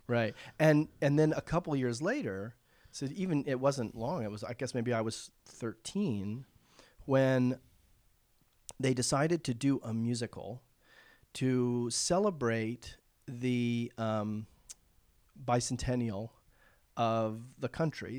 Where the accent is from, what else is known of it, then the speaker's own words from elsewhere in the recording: Charleston, South Carolina, United States; moved away; also born or lived in Mount Pleasant, South Carolina; I grew up in Charleston, South Carolina